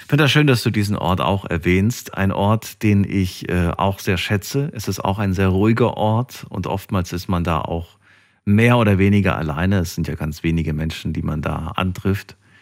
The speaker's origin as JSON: {"language": "German", "town": "Frankfurt", "region": "Hesse", "country": "Germany", "said": "Ich komme ja auch aus Frankfurt"}